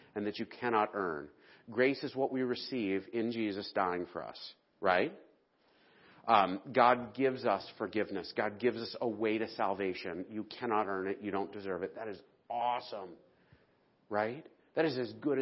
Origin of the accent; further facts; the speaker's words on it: the South, United States; moved away; I'm a Southerner